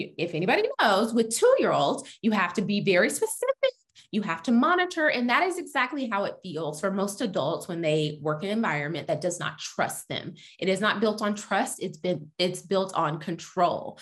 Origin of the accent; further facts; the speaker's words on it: Texas, United States; I'm from Texas